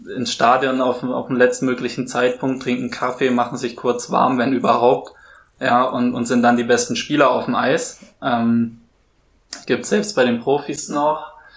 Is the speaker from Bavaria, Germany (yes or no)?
yes; Würzburg, Bavaria, Germany; moved away; also born or lived in Hamburg; ich bin in Würzburg aufgewachsen